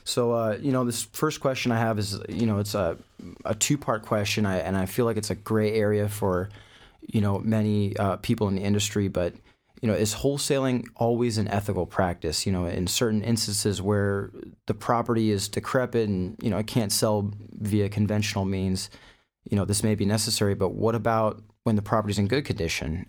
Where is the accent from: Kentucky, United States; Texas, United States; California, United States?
California, United States; Thousand Oaks; I'm from, uh, Thousand Oaks, California, so not too far from your studio over here